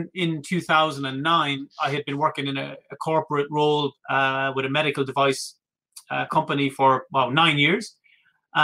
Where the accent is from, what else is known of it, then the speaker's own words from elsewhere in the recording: Ireland; that's just being Irish